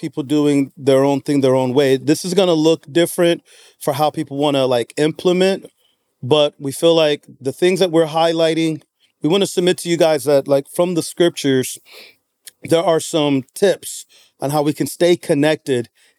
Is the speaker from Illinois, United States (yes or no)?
yes; Chicago, Illinois, United States; I'm from the West.